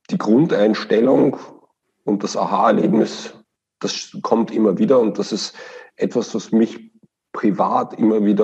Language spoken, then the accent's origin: German; Vienna, Austria; now in Osnabrück, Germany; Das ist korrekt. Ich komme aus Wien und kann das auch nicht verleugnen.